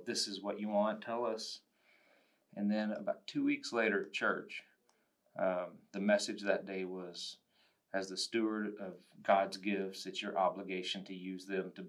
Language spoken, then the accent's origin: English; Spearman, Texas, United States; also born or lived in Randall County, Texas; I was born and raised in the Panhandle from Spearman originally. I grew up there